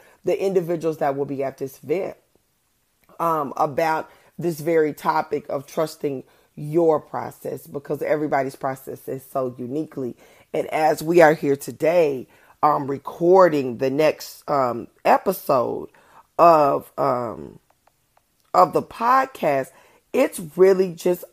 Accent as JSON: {"language": "English", "town": "Oklahoma City", "region": "Oklahoma", "country": "United States", "said": "I am speaking on my home court. I am from Oklahoma City, Oklahoma."}